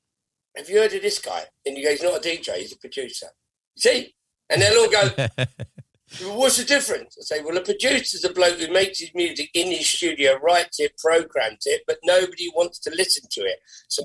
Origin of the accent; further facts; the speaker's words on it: Ireland; I like Irish music a lot. I like Ireland. I'm Irish.